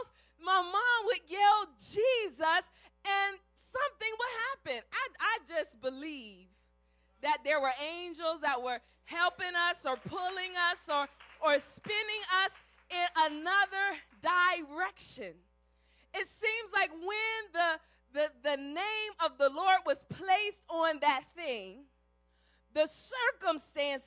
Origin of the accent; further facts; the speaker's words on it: Cleveland, Ohio, United States; I grew up in Ohio, and in Cleveland there was lots of snow.